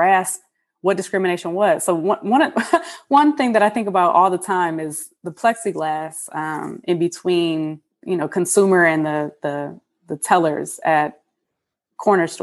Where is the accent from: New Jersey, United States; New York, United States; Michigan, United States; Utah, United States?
Michigan, United States; Detroit; moved away as an adult; I, as a mixed woman, biracial woman growing up in Detroit